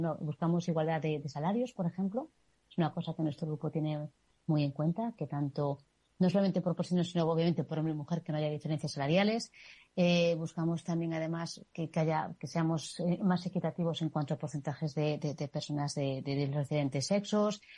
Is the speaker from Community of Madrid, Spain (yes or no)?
no; Galicia, Spain; moved away; soy gallega y he vivido un matriarcado.